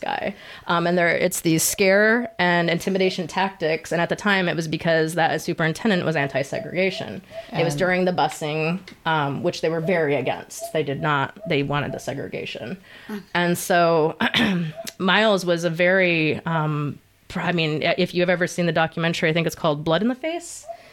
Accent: Howell, Michigan, United States; now in Hartland, United States; I grew up in Howell

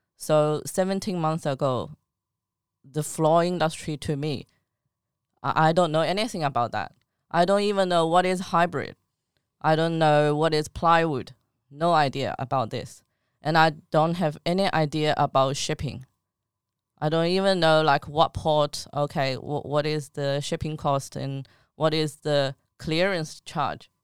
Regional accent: China; now in Australia; I'm from China.

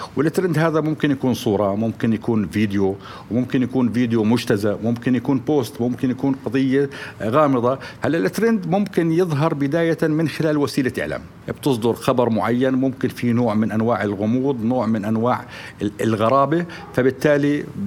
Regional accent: Jordan; احنا عندنا في الاردن

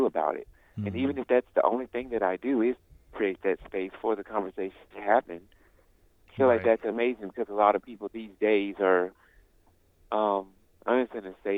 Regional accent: Birmingham, Alabama, United States; I come from Birmingham, Alabama

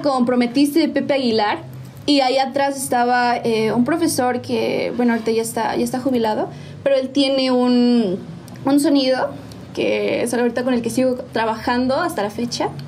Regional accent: San Juan del Río, Querétaro, Mexico; Soy originaria de mi bello San Juan del Río

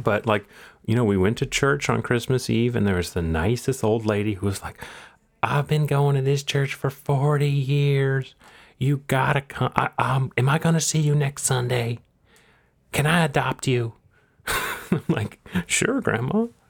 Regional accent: Texas, United States; born or raised there

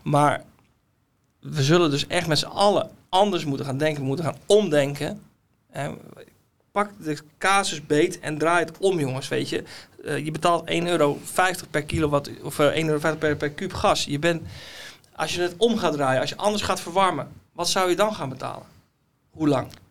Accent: Netherlands; wij Hollanders

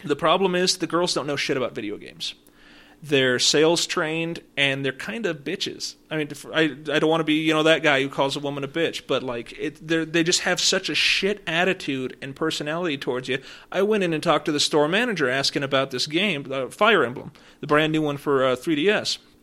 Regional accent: Woodland Park, Colorado, United States; I grew up in Woodland Park

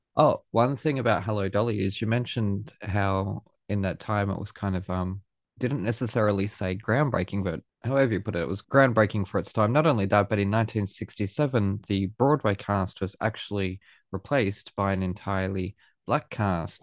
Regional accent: Australia; being Australian

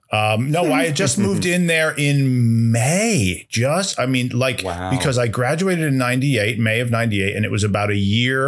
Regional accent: Iselin, New Jersey, United States; moved away as an adult; also born or lived in New York; I'm from Island, New Jersey.

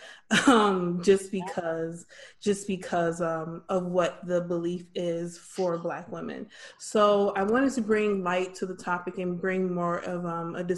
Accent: Farmington Hills, Michigan, United States; also born or lived in Northampton, United Kingdom; now in Texas, United States; I'm from Michigan, went to school and kind of grew up in Farmington Hills

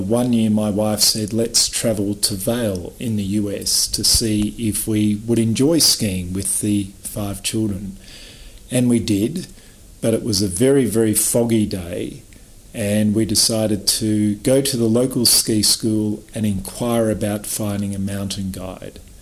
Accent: Australia; I was born in Australia, so I grew up around beaches.

